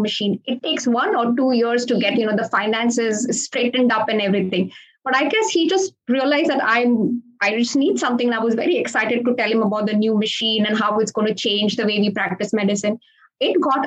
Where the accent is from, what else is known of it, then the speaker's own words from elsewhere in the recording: Goa, India; moved away as an adult; also born or lived in Detroit, Michigan; now in Sebring, United States; I was born in Goa, which is like a small state in India. And I grew up in a two-physician household.